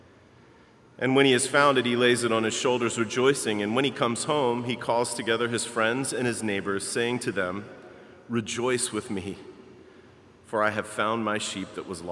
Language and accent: English; Baltimore, Maryland, United States; moved away as an adult; now in Chicago, United States; I grew up in Baltimore. And even though I have lived in and loved Chicago longer than I lived in Baltimore